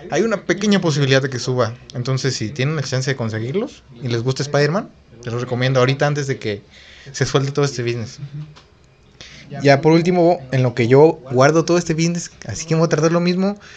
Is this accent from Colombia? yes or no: no; Mexico; Y somos de México.